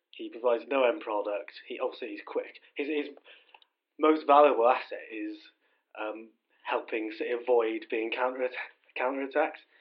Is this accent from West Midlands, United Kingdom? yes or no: yes; Shrewsbury, West Midlands, United Kingdom; I'm from Shrewsbury